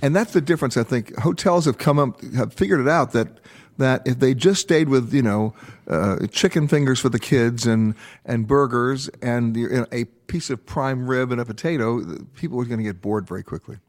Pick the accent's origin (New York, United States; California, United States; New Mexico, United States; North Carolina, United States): New York, United States; also born or lived in Los Angeles; I'm born and raised in New York. I also live in Los Angeles.